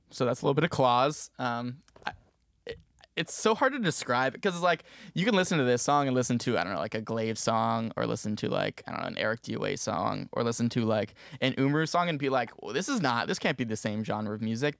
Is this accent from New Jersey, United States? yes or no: yes; Maplewood, New Jersey, United States; moved away as an adult; now in Syracuse, United States; I'm originally from Maplewood, New Jersey